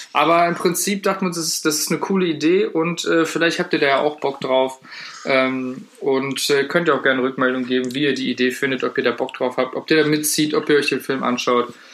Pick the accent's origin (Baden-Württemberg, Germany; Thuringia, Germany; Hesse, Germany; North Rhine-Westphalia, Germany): North Rhine-Westphalia, Germany; the heart of; wir kommen jetzt aus dem Herzen NRWs